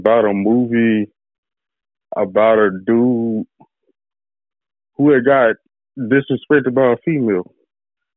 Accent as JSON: {"language": "English", "town": "Hattiesburg", "region": "Mississippi", "country": "United States", "said": "I'm from Hattiesburg, Mississippi"}